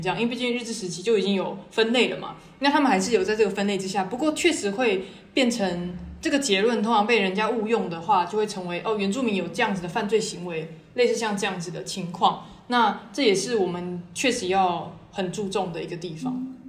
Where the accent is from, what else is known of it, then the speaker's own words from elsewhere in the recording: Hualien County, Taiwan; 我是花莲的太鲁阁族，现在是正大的民族所博士生